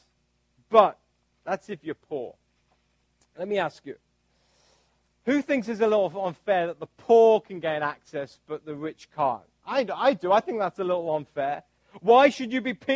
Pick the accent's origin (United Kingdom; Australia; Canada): United Kingdom; now in United States; this is my British passport. And what this does, this basically gives me all the rights of being a British citizen.